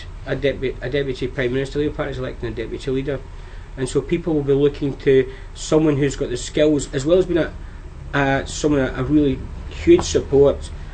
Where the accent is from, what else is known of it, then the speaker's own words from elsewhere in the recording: Wigan, North West England, United Kingdom; my hometown Wigan